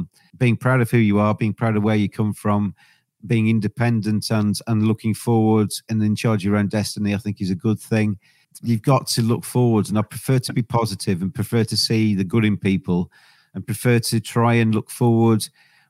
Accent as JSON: {"language": "English", "region": "England", "country": "United Kingdom", "said": "I'm English"}